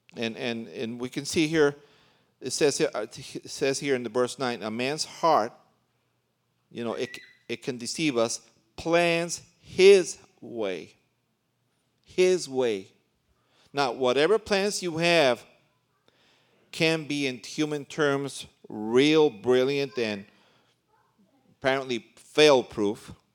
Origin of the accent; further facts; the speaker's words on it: New York City, New York, United States; also born or lived in Puerto Rico (ancestry); now in Central America; I was born in New York City, and my parents are Puerto Rican, but I've been in Central America ever since nineteen seventy-five